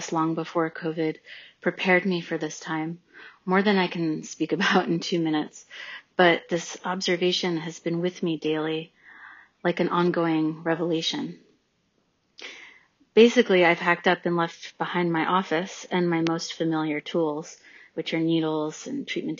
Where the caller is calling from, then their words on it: New York City, New York, United States; I'm calling from Brooklyn.